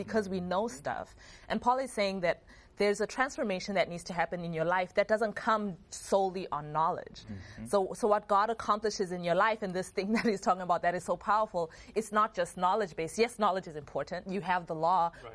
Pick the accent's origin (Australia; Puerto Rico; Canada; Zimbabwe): Zimbabwe; growing up in Zimbabwe